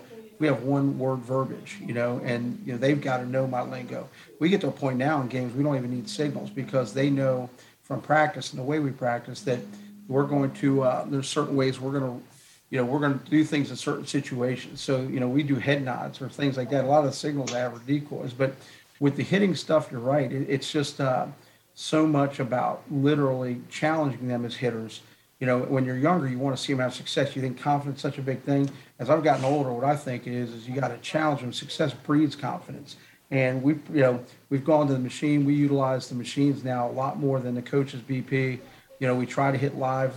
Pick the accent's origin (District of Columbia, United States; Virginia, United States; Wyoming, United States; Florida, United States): Virginia, United States; Northern; I took over my dream job in my hometown